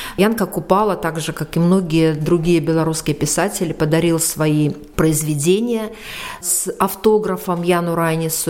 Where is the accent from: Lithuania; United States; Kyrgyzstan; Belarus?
Belarus; как мы говорим белорусы